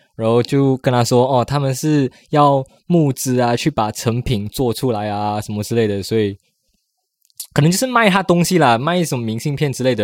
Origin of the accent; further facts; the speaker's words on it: Malaysia; now in Taiwan; 我说我马来西亚来的